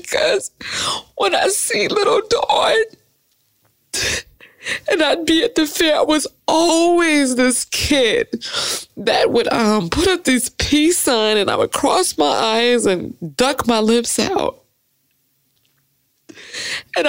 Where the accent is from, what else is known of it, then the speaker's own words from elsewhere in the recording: Detroit, Michigan, United States; I'm from Detroit.